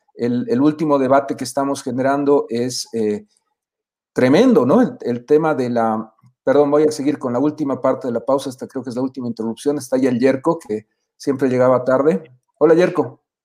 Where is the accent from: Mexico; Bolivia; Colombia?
Bolivia; a reencontrarnos como bolivianos